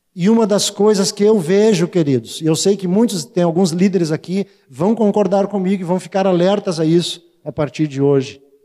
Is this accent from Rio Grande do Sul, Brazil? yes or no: yes; Porto Alegre, Rio Grande do Sul, Brazil; eu sou, eu sou porto-alegrense